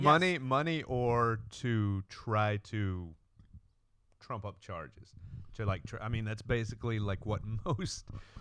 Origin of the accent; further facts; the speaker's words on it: Texas, United States; I'm not. I'm just from Texas.